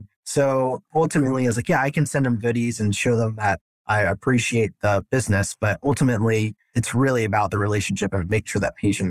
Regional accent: Fort Worth, Texas, United States; now in Granbury, United States; I'm originally from Fort Worth. That's where I grew up.

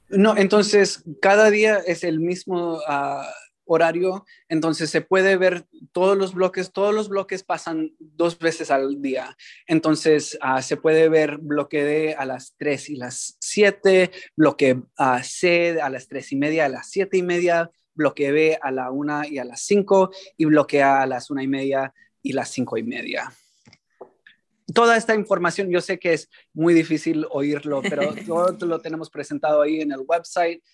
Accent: San Francisco, California, United States; also born or lived in New York; crecimos aquí en San Francisco, los dos nacidos aquí

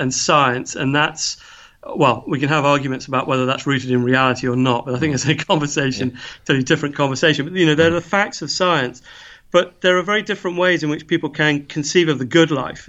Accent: England, United Kingdom; now in Edinburgh, United Kingdom; I come from England

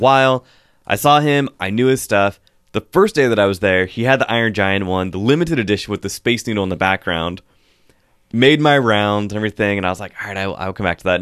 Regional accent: Pacific Northwest, United States; growing up here in the Pacific Northwest

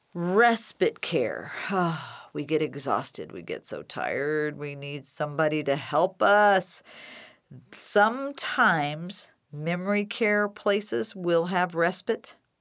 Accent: Decatur, Illinois, United States; my hometown, Decatur, Illinois, and Macon County

